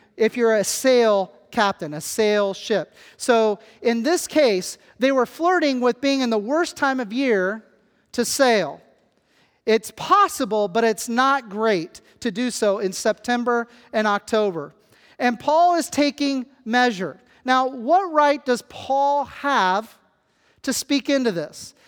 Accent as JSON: {"language": "English", "region": "Kansas", "country": "United States", "moved": "yes", "said": "I come from Kansas where the closest body of water is the Gulf of Mexico, and that is about twenty hours away. I am a flatlander"}